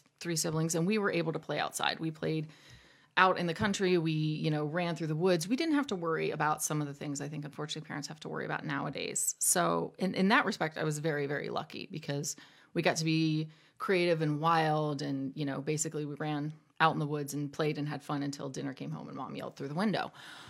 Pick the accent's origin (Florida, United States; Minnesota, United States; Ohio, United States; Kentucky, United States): Ohio, United States; Zanesville; also born or lived in Illinois; I was born in Illinois, a military family, so we actually moved here when I was pretty young. I grew up in Zanesville, also known as Zanes Vegas